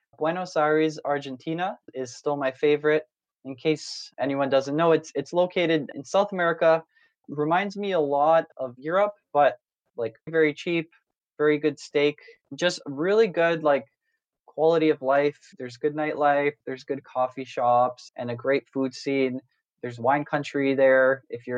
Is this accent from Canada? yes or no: yes; Canada; moved away as an adult; also born or lived in Silicon Valley, United States; I grew up in Canada most of my life, went to university there, came out to the States for the first time after graduating to work in Silicon Valley